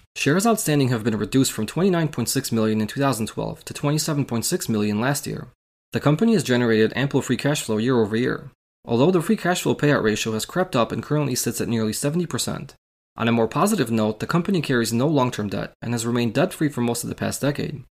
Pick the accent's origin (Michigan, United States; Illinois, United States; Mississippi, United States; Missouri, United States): Illinois, United States; my home state of Illinois